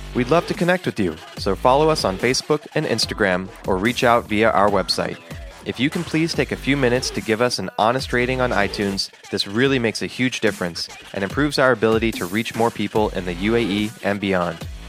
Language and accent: English; Turkey; I'm from Turkey